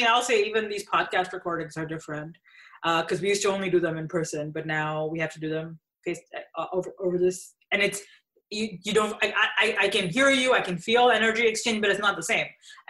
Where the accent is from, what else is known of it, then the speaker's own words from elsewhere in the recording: India; also born or lived in Abu Dhabi, United Arab Emirates; now in Toronto, Canada; of color, but I grew up in areas where I was the norm, you know, it was not, I grew up in India and I grew up in Abu Dhabi.